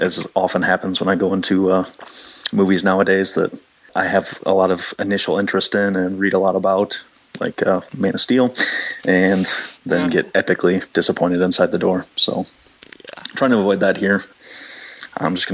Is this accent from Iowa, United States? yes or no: yes; Waverly, Iowa, United States; in Waverly, my hometown